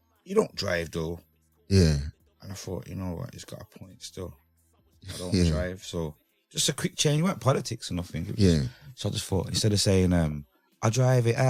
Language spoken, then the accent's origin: English; Birmingham, West Midlands, United Kingdom; Growing up in Birmingham, in a strong, like, the gang era when it was smoky